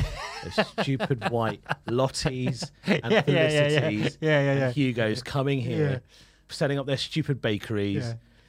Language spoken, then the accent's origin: English; London, United Kingdom; I grew up in East London, and I've seen the transition and what people are like.